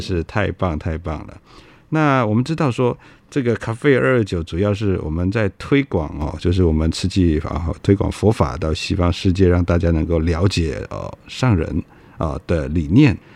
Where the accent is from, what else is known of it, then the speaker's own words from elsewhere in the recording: Kaohsiung, Taiwan; 我是高雄人